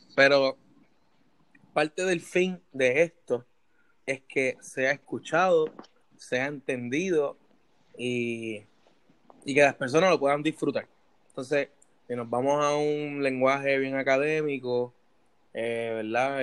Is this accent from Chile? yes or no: no; Puerto Rico; now in United States; desde mi perspectiva como puertorriqueño